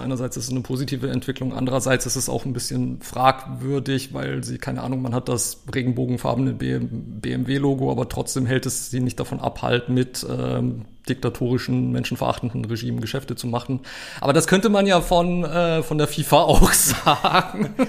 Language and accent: German; Germany; dann war ich so als Deutscher der bunte Hund